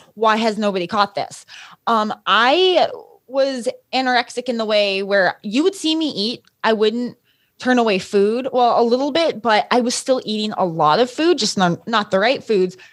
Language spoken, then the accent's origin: English; Los Alamos, New Mexico, United States; I grew up in Los Alamos, New Mexico